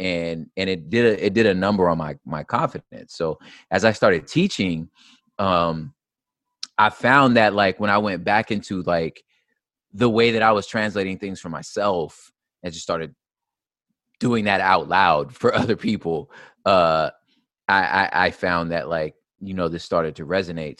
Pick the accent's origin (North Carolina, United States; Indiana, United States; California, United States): California, United States; Los Angeles; I moved to what's called the San Gabriel Valley, uh, which we would call SGV, and that's where essentially my formative years were